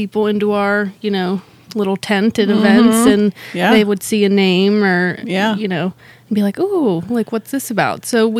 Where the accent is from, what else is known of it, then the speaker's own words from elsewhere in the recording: Pittsburgh, Pennsylvania, United States; we are from Pittsburgh, Pennsylvania.